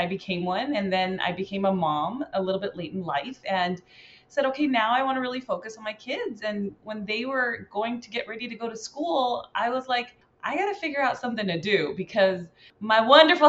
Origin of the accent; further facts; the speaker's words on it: Cerritos, California, United States; I grew up in Cerritos, California, a very diverse town here in Cali